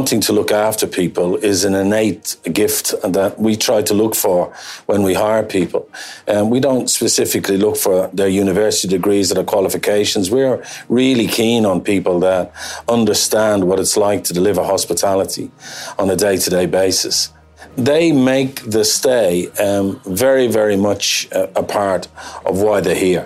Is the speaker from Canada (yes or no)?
no; Ireland; moved away as an adult; also born or lived in Geneva, Switzerland; now in St Andrews, United Kingdom; I'm from Ireland originally, and I did my apprenticeship in Dublin